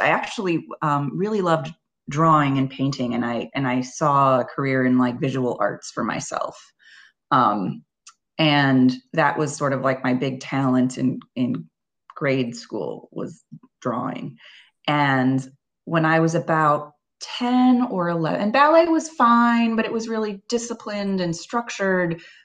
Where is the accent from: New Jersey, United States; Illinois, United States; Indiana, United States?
Illinois, United States; Libertyville; I started at a studio in my hometown, which was a suburb of Chicago called Libertyville, Illinois